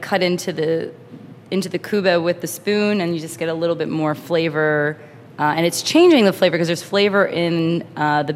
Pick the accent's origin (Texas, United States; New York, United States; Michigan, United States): New York, United States; I'm a New Yorker, born in New York